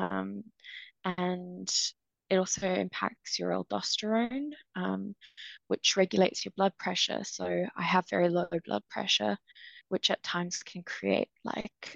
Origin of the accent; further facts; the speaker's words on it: Cape Town, Western Cape, South Africa; moved away as an adult; also born or lived in United Kingdom; So I'm originally from South Africa, and lived and grew up in Cape Town until I was 18.